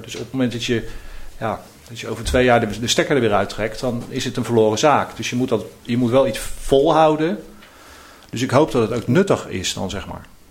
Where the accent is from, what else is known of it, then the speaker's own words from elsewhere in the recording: The Hague, South Holland, Netherlands; ik ben geboren en getogen in Eskamp, in dit uh, deel van, uh, van Den Haag